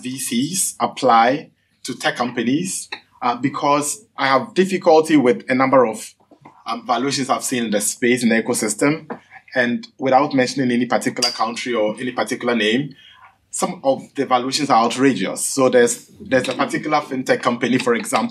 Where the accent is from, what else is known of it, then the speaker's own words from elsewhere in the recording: Ghana; I'm from Ghana.